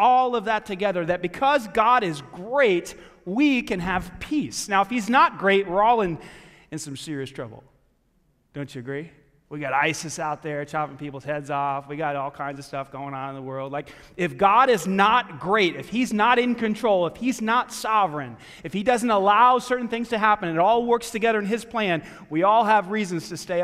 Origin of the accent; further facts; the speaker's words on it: New York, United States; now in Greenwood, United States; I grew up in New York